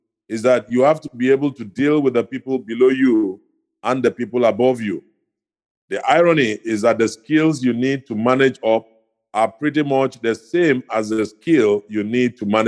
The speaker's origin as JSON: {"language": "English", "town": "Ikot Ekpene", "region": "Akwa Ibom", "country": "Nigeria", "tie": "born or raised there", "said": "I come from Akwa Ibom State. I'm from the town called Ikotekwene."}